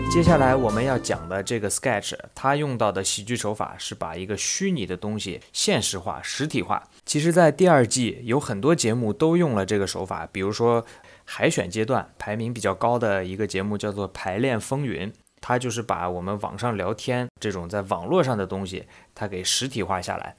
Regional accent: China; 我们中国人自己的喜剧风格

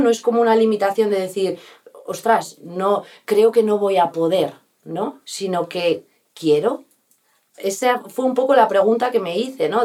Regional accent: Bustarviejo, Community of Madrid, Spain; also born or lived in Rascafría / New York; donde yo he, vivido toda mi infancia, mi adolescencia y mi juventud ha sido aquí

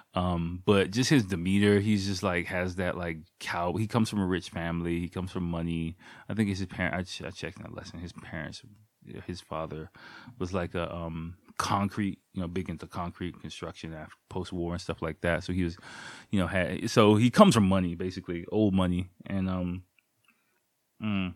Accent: United States; moved away as an adult; now in Japan; as an American person

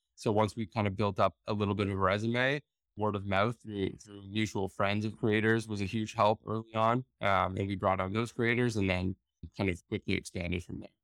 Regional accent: Toronto, Ontario, Canada; moved away as an adult; also born or lived in Syracuse; we're born and raised in Toronto

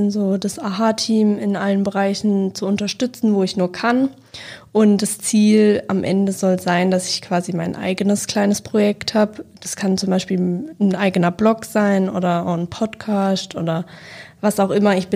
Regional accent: Baden-Württemberg, Germany; Also ich komme aus Deutschland, aus Baden-Württemberg in der Nähe von Karlsruhe und ich bin jetzt im Sommer 18 geworden

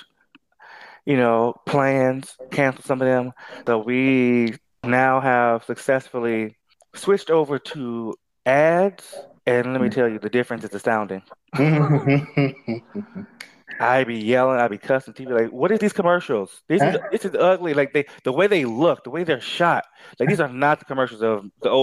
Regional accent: Houston, Texas, United States; moved away; I'm from Houston

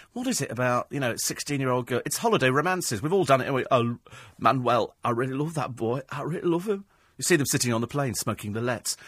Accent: United Kingdom; We're British

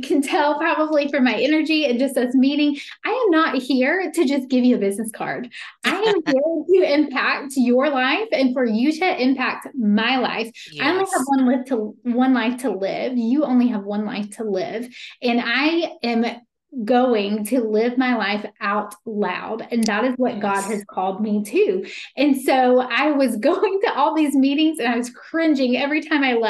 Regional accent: Meppen, North Carolina, United States; also born or lived in Greensboro, North Carolina; now in Wilmington, United States; I'm from Meppen

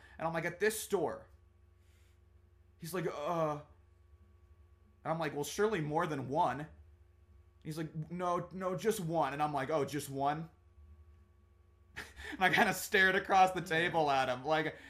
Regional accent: Germany; born there; I also was born in Germany, actually. He's like, what? I'm like, yeah, I was also from there. I went and lived around

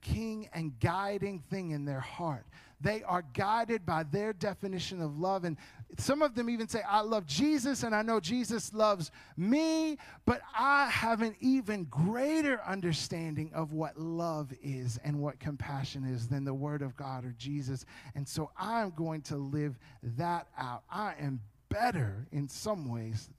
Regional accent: United States; I am an American through and through.

